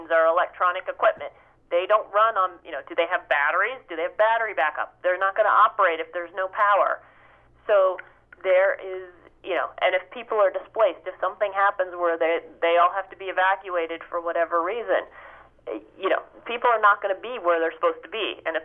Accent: Ohio, United States; now in New Jersey, United States; I grew up in Ohio

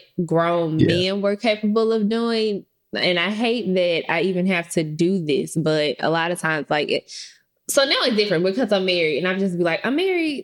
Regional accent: Memphis, Tennessee, United States; growing up in Memphis, being at the Paris Hotel, all of the high school kids hanging out on a Friday or Saturday night

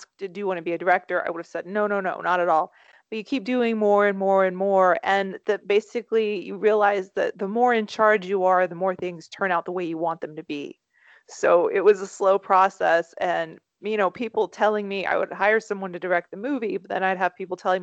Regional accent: Lexington, Kentucky, United States; also born or lived in Toronto; Kentucky, Lexington, Kentucky

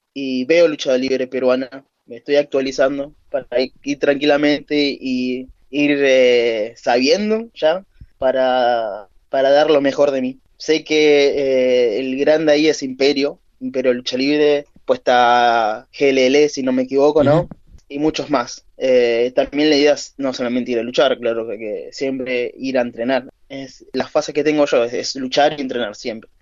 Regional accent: Argentina; Soy el luchador argentino

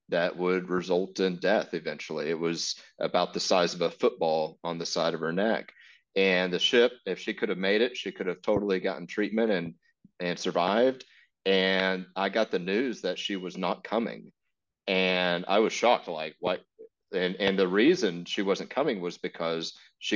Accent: Texas, United States; moved away as an adult; I'm from Texas and I went to Africa to join Mercy ships

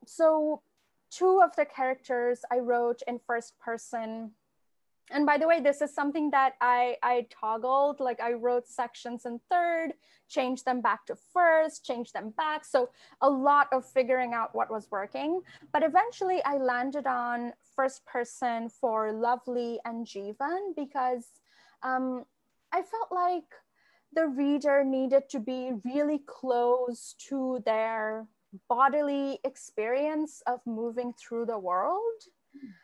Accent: Kolkata, West Bengal, India; moved away as an adult; now in United States; the love of literature is, is so strong where I grew up in Kolkata

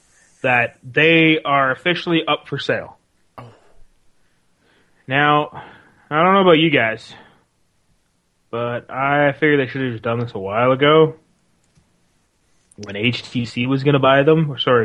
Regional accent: Canada; I'm Canadian

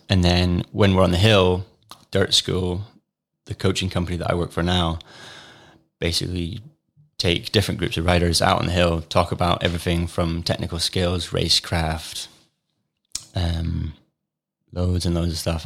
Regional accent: Fife, Scotland, United Kingdom; moved away as an adult; also born or lived in Cupar; now in Peebles, United Kingdom; Fife born and raised

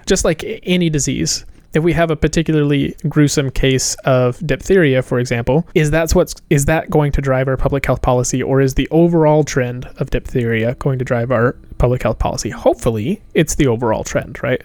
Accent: Appalachia, United States; moved away; also born or lived in Manhattan, New York; I grew up in the South. I grew up in Appalachia

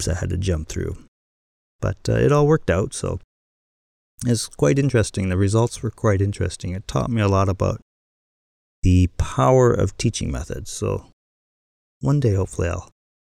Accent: Vancouver, British Columbia, Canada; moved away as an adult; now in Tokyo, Japan; I'm from Vancouver, Canada, and I'm an English teacher living in Tokyo, Japan.

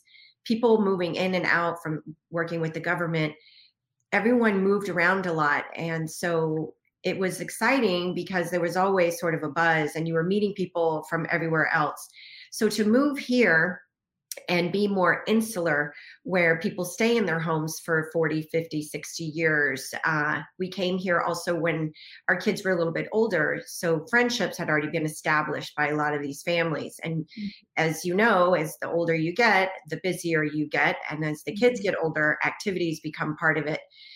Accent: Texas, United States; also born or lived in Washington, D.C.; now in Boston, United States; So I am originally from Texas and spent a majority of my life in Washington, D.C., and then moved to Boston like 4 years ago.

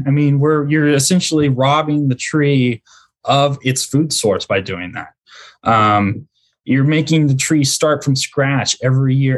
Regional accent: Central Indiana, United States; moved away as an adult; also born or lived in Dallas-Fort Worth, Texas; now in Mansfield, Texas, United States; I'm originally from Central Indiana

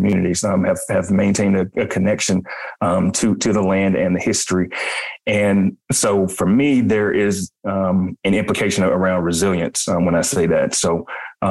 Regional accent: Mobile, Alabama, United States; I am originally from Mobile, Alabama

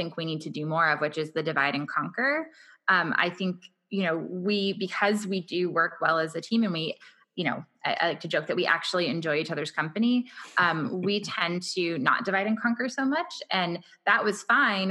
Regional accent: Orange County, California, United States; moved away as an adult; also born or lived in Los Angeles, California; now in San Diego, United States; I was born in Los Angeles, kind of grew up in Orange County

